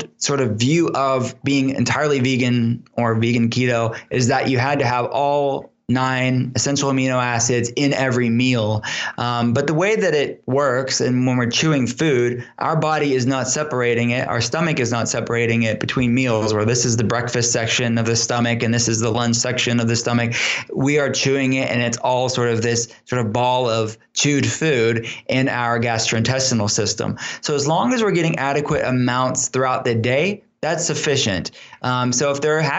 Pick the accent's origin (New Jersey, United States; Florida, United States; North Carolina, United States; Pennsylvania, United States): Pennsylvania, United States; Pittsburgh; I'll be in Pittsburgh, here in my hometown